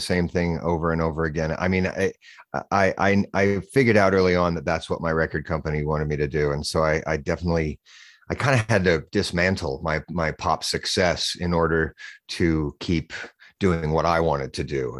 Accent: Boise, Idaho, United States; moved away as an adult; also born or lived in California / New York City; I live in Boise, Idaho. It's where I grew up.

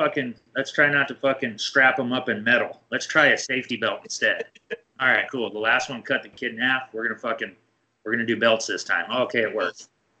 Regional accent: Iowa, United States; so I'm from Iowa, the Midwest, right?

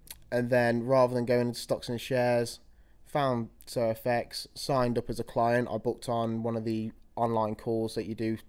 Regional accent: Birmingham, West Midlands, United Kingdom; from Birmingham Way, 21 years old

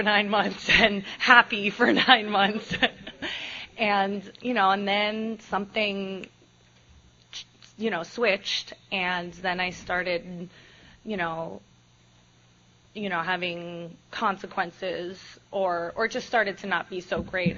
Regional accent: Miami, Florida, United States; I am from Miami. As Jim mentioned, I'm from a half Hispanic home. I'm from a very strict household, or it was when I was growing up.

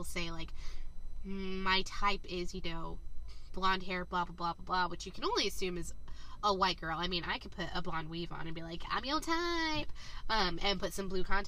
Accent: Southern California, United States; Southern California.

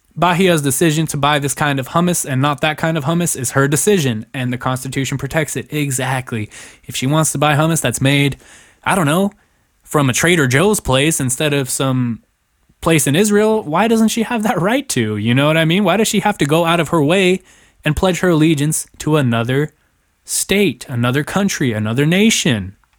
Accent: Germany; now in United States; I was born in Germany

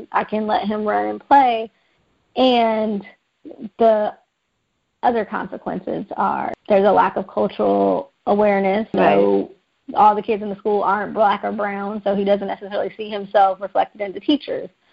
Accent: Los Angeles, California, United States; I was born and raised in South Central Los Angeles

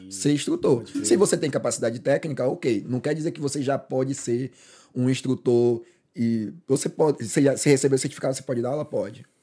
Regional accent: Salvador, Bahia, Brazil; moved away

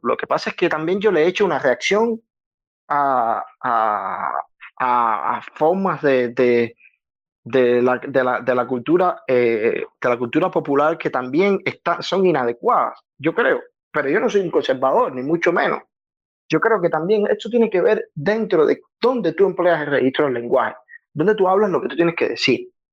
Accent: Havana, Cuba; yo soy de Santa Fe, playa, vengo ahí de la playa y, he vivido toda mi vida

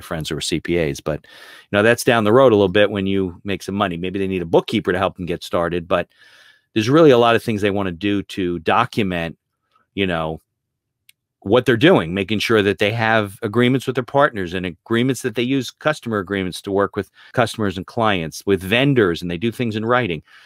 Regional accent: Caldwell, New Jersey, United States; I grew up in, uh, northern New Jersey, uh, in Essex County. I lived in Caldwell

